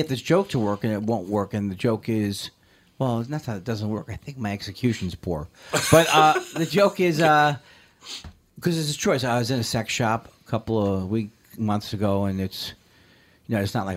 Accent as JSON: {"language": "English", "region": "California", "country": "United States", "said": "I'm from California"}